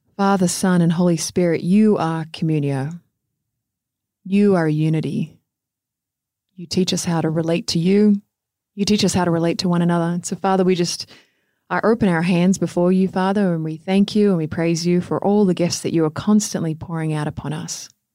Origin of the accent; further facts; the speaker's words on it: Australia; moved away; even being an Australian